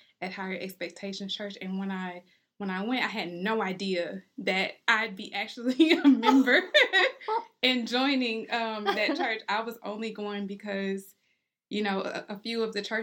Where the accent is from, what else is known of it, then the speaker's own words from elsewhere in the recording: Houston, Texas, United States; also born or lived in Humble, Texas; I grew up in Houston